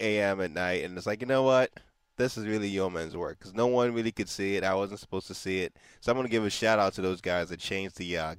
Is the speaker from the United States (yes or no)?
no; Nigeria; moved away; So I grew up in Nigeria. So that's a country where you don't fill up your tank yourself.